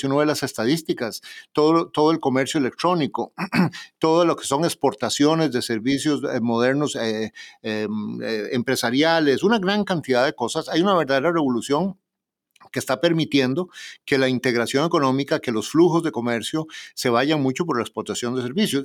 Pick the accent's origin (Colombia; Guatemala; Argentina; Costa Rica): Costa Rica; Costa Rica, mi propio país